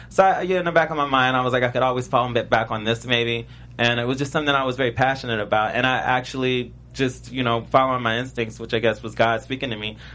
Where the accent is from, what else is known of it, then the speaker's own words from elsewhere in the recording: Richmond, Virginia, United States; and I was from Richmond, Virginia, and I was in a punk rock band right before I went there.